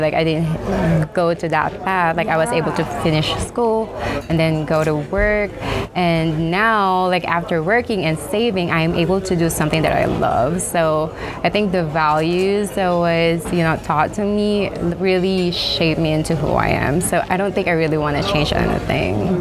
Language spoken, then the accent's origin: English; Manila, Metro Manila, Philippines; moved away; also born or lived in United States; I was born and raised in the Philippines, so most of my life in the Philippines was just in Manila.